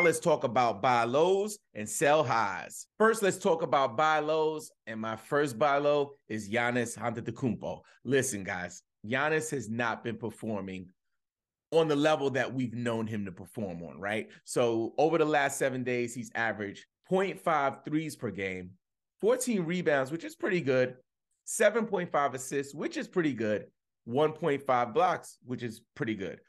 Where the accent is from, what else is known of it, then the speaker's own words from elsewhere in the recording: New York, United States; I'm a New Yorker